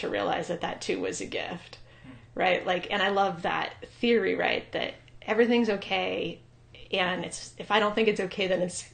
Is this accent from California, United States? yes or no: yes; Ojai, California, United States; also born or lived in Maui, Hawaii / San Diego, California / Bellingham, Washington / Olympic Peninsula, Washington; now in Bend, United States; I am originally from Southern California. I grew up in a little town called Ojai, right outside of Santa Barbara